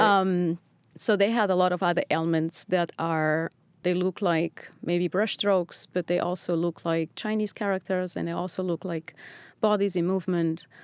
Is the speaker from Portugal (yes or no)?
yes; Lisbon, Portugal; moved away as an adult; also born or lived in Netherlands / England; now in Boston, United States; I was born in Lisbon, and after my undergrads, I decided to move to Holland